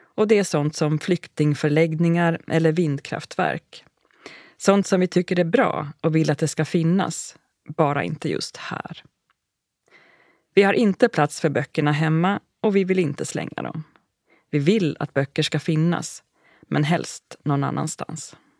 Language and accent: Swedish; Sweden; moved away as an adult; also born or lived in Uppsala, Sweden; now in Finland; I början av september nittonhundranittioåtta hade jag tagit båten från Sverige till Finland som vanligt, med det enda undantaget att jag tog med mig allt jag äger och har